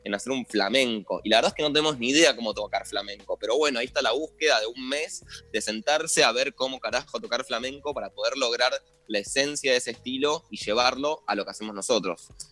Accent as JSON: {"language": "Spanish", "country": "Argentina", "said": "como argentino"}